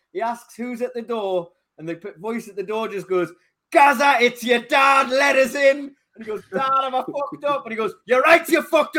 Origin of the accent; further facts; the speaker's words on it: Tyneside, North East England, United Kingdom; from Tyneside.